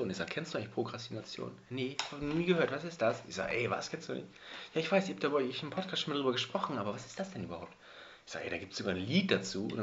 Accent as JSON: {"language": "German", "region": "Bremen", "country": "Germany", "said": "Und wir sind gar keine Hamburger, wir sind ja Bremer."}